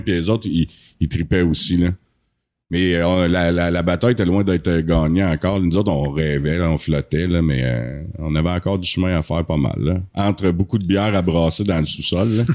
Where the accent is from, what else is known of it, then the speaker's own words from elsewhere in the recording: Asbestos, Quebec, Canada; on est natif du site d'Asbestos, on est vraiment fiers d'être ici.